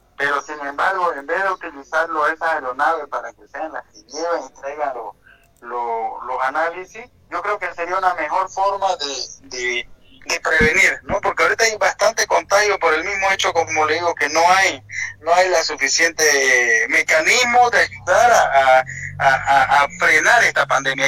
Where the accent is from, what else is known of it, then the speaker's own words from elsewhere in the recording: Bolivia; como boliviano que se me solidarizo